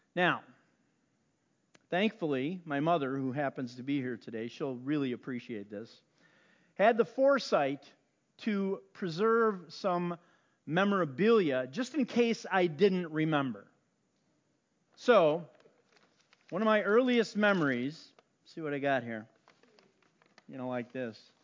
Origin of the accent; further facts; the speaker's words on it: Chicago, Illinois, United States; I grew up on the South Side